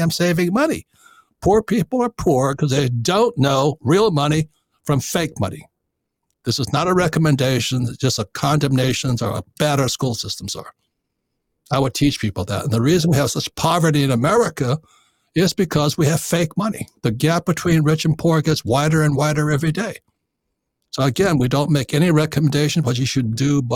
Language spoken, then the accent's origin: English; Hilo, Hawaii, United States; I grew up in Hilo, Hawaii.